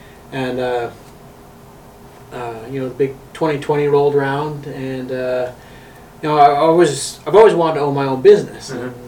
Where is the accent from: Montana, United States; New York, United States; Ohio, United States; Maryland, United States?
Montana, United States; Baker; born or raised there; moved away as an adult; also born or lived in Virginia / Rapid City, South Dakota; now in Black Hills, South Dakota, United States